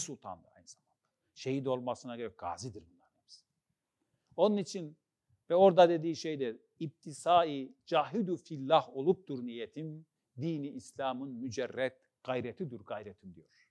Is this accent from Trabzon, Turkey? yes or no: yes; Trabzon, Turkey; Ben Trabzonluyum.